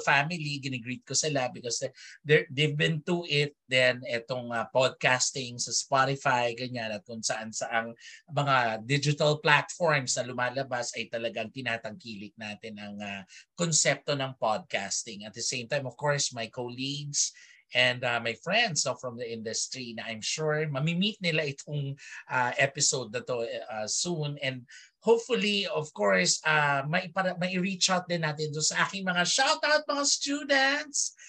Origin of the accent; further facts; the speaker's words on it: Philippines; lumaki sa isang Filipino Chinese community because I am a Filipino Chinese